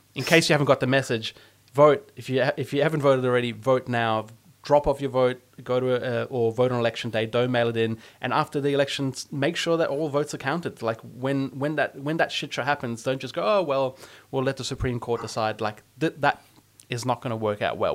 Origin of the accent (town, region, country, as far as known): Australia